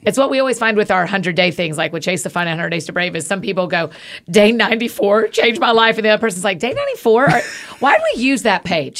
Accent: Atlanta, Georgia, United States; I grew up in Atlanta

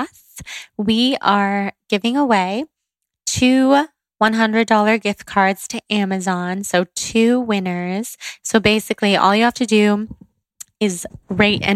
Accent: Northern California, United States; growing up in Northern California

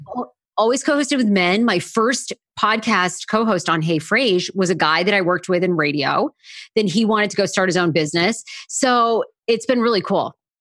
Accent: Maine, United States; moved away as an adult; now in Washington, D.C., United States; I'm originally a Mainer, but I have lived in D C now for, like, fourteen or fifteen years

